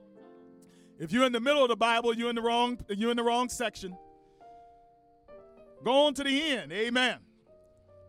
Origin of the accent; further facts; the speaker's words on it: Washington, District of Columbia, United States; now in Cleveland, United States; Washington, D.C., my home city and my hometown.